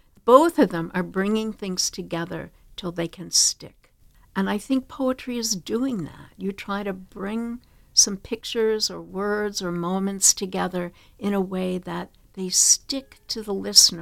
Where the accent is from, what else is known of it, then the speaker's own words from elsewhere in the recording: Long Island, South Shore, New York, United States; I grew up on Long Island, South Shore